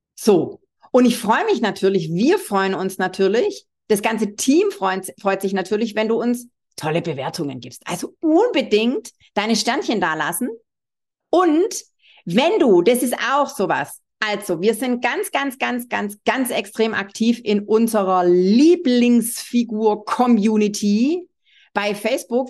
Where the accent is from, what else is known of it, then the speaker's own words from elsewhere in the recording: Swabia, Baden-Württemberg, Germany; accent: Swabian; wie du unschwer äh, hören kannst, bin ich Schwäbin